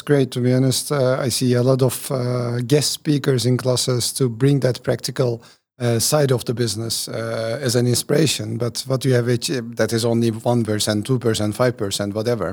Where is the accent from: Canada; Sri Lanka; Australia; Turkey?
Turkey; When I was born in Turkey